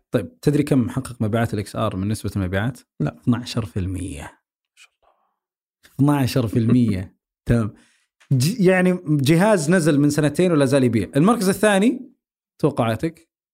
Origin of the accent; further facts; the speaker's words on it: Saudi Arabia; عندنا بالسعوديه